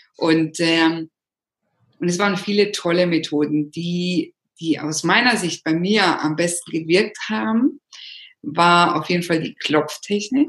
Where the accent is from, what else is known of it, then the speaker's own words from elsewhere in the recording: Germany; moved away as an adult; also born or lived in Rome, Italy; ich bin natürlich Italienerin, in Deutschland geboren, aufgewachsen